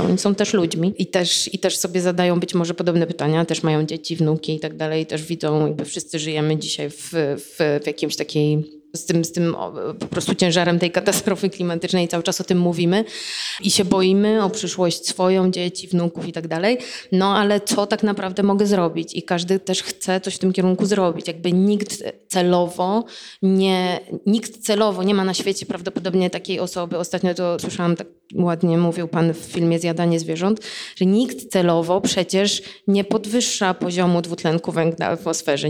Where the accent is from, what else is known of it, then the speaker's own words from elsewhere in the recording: Płock, Masovian Voivodeship, Poland; now in Warsaw, Poland; z mojego rodzinnego miasta z Płocka